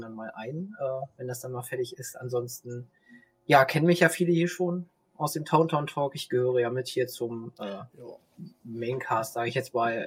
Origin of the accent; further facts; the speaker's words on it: Hanover Region, Lower Saxony, Germany; ich komme auch aus der Region Hannover